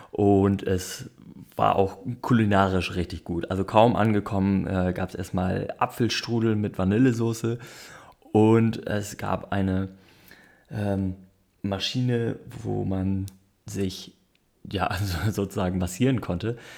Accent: North Germany, Germany; ich komme aus dem Norden, ich habe nicht so viel Ahnung, wie da die Verhältnisse sind.

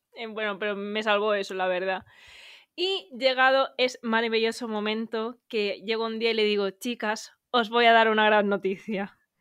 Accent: Valencia, Valencian Community, Spain; moved away as an adult; now in Madrid, Spain; yo estoy viviendo en Madrid, aunque yo soy de Valencia.

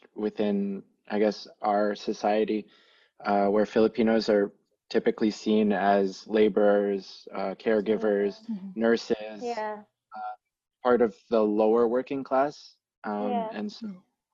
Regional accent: Oakville, Ontario, Canada; I was born and raised in Canada, specifically Oakville

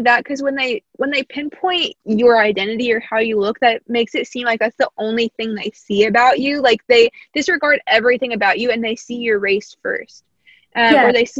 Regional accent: Indiana, United States; accent: American; I'm personally from Indiana, so there's not a lot of people that look like me here.

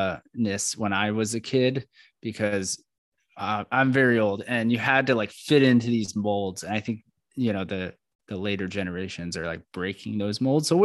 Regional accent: Orlando, Florida, United States; moved away; We're both from Orlando, Florida, originally, but we've since left.

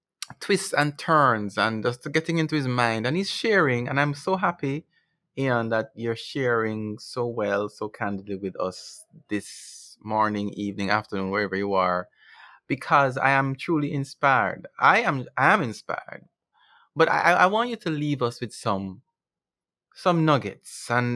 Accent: Jamaica; as a Jamaican, as a black man, it's commendable

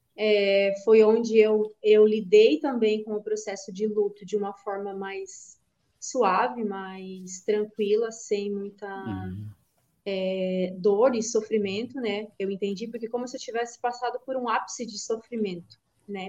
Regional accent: Canoinhas, Santa Catarina, Brazil; now in Criciúma, Brazil; apesar de atualmente eu estar morando em Criciúma, mas eu sou natural de Canoinhas, que é o norte do estado.

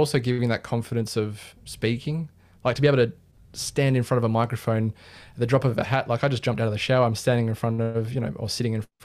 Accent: Sydney, New South Wales, Australia; I'm from Sydney, Australia.

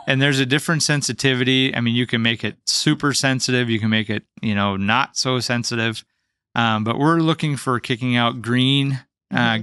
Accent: North Dakota, United States; also born or lived in Seattle, Washington

